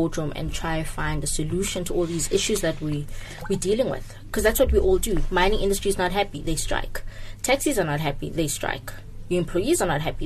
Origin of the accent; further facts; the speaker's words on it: South Africa; we actually haven't considered as the South African citizens